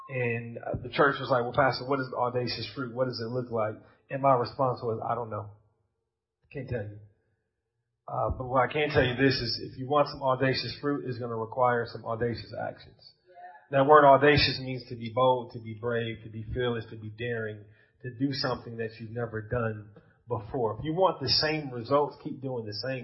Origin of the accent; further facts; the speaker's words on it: United States; accent: American; You got my American accent